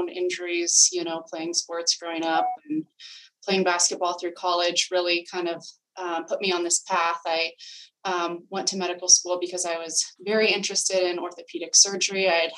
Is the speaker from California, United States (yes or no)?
yes; California, United States; moved away as an adult; now in Boston, United States; I'm originally from California, both my husband